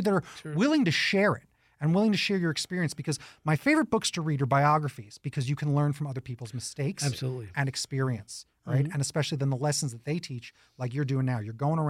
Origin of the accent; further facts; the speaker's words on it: New York, United States; Again, I'm a New Yorker, right?